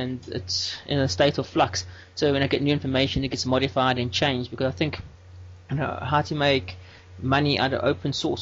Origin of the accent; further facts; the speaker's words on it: South Africa; I'm from South Africa where I work for an open source solutions company